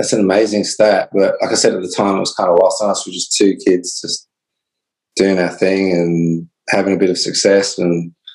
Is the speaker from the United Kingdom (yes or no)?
no; Australia; moved away; being Australian myself